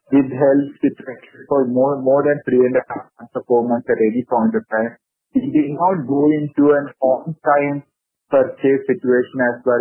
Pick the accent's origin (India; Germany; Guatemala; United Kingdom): India